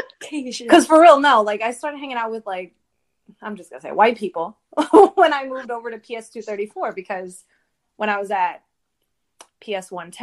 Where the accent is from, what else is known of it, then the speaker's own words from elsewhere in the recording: New York City, New York, United States; I grew up in Lower Manhattan.